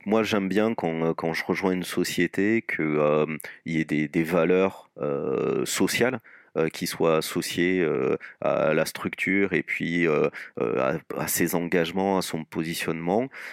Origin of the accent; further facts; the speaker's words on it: Toulouse, Occitania, France; moved away as an adult; now in Lyon, France; moi je sois toulousain d'origine et exporté à Lyon pour des besoins professionnels